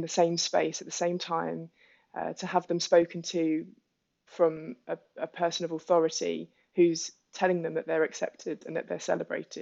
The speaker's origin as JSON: {"language": "English", "region": "London", "country": "United Kingdom", "said": "as a Londoner walking through the streets of Soho"}